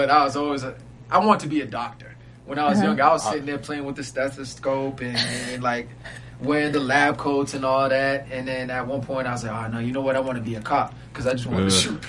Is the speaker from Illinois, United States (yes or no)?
yes; Chicago, Illinois, United States; I'm from Chicago, Illinois.